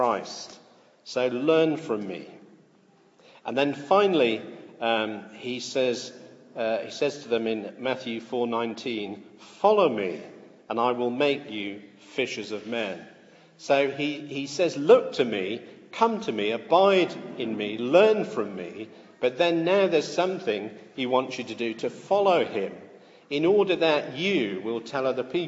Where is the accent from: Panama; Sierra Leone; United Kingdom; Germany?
United Kingdom; I am British because I was born in Britain and hold a British passport